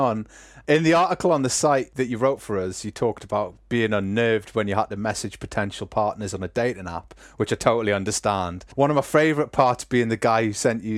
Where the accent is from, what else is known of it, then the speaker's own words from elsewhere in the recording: United Kingdom; I'm British